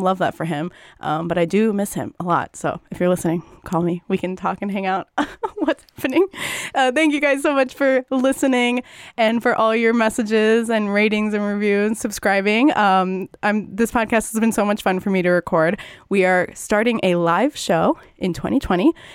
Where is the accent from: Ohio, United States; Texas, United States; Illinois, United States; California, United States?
Illinois, United States; northwest suburbs of Chicago; I'm from the northwest suburbs of Chicago